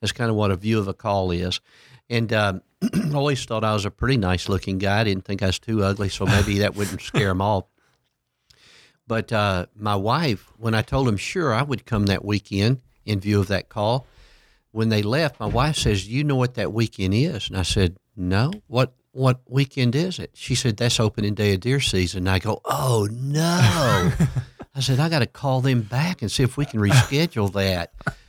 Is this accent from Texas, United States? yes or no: yes; Port Arthur, Texas, United States; Yeah, my hometown was Port Arthur, Texas.